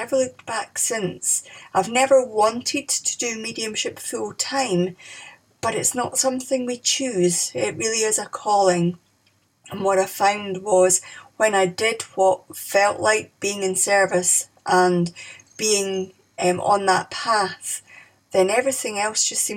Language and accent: English; Scotland, United Kingdom; moved away as an adult; now in England; I'm from Scotland. I now live in England.